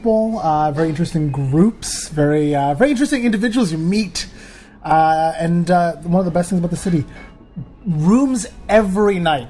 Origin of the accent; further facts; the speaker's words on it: Ottawa, Ontario, Canada; moved away as an adult; also born or lived in Saudi Arabia / Eritrea (ancestry); now in Toronto, Canada; Since I moved to Toronto. I'm originally from Ottawa